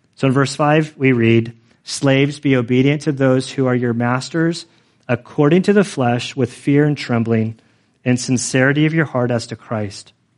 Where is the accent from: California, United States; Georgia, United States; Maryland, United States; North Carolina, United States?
California, United States; I am like a Californian